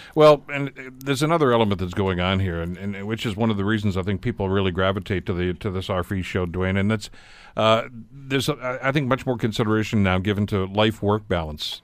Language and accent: English; Hamilton, Ontario, Canada; my kid days back here growing up on the East Mountain, uh, going to Blessed Sacrament School there